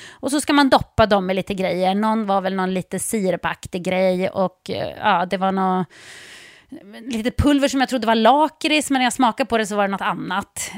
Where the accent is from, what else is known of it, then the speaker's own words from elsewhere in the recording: Sweden; hemma i Sverige